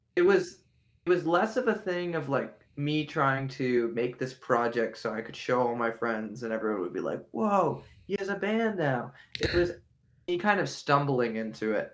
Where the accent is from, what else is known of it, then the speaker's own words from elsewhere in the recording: Beaver Falls, Pennsylvania, United States; most of my formative years were in Beaver Falls, Pennsylvania, which is near Pittsburgh